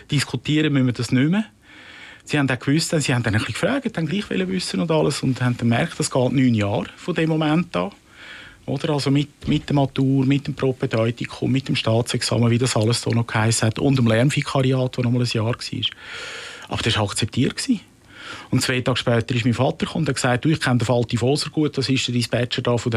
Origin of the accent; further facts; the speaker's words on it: Rümlang, Zurich, Switzerland; Ich bin zu Römlang, wo ich aufgewachsen bin, früh sozialisiert worden, kirchlich gut.